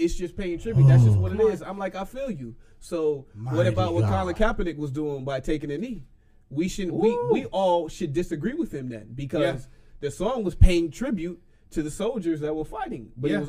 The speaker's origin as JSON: {"language": "English", "country": "Nigeria", "said": "I'm Nigerian as well. Nigerian boy."}